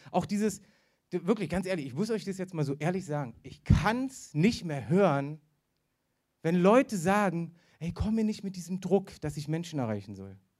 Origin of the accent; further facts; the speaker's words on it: the East, East Germany, Germany; ich bin im Osten aufgewachsen